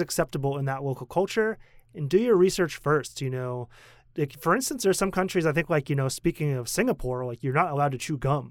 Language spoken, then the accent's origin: English; United States; moved away as an adult; also born or lived in Korea; now in Taiwan; as a kid growing up in America